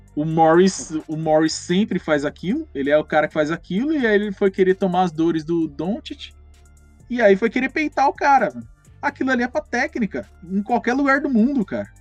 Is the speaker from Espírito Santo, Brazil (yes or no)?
no; Mauá, São Paulo, Brazil; Sou de Mauá, né? o Santo André é colado aqui